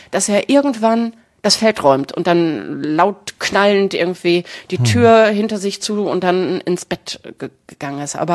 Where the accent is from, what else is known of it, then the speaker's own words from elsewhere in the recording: Herne, North Rhine-Westphalia, Germany; Ja, ich habe in Herne gewohnt.